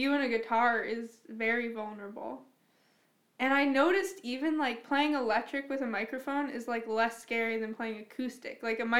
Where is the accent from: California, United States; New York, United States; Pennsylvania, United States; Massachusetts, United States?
Pennsylvania, United States; Pittsburgh; I'm from Pittsburgh.